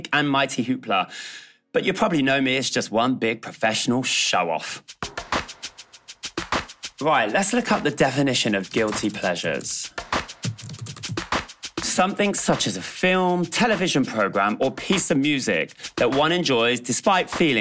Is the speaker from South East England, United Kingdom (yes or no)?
no; Bristol, South West England, United Kingdom; As a young queer kid growing up in Bristol, surrounded by very working class surroundings